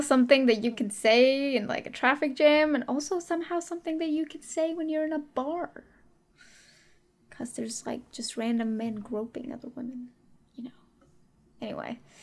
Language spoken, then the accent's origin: English; India; moved away; also born or lived in Dubai; I am from India.